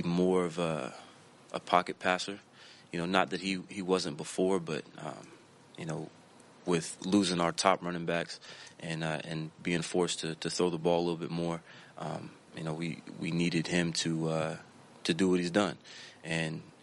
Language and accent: English; Florida, United States; moved away; I grew up in Florida.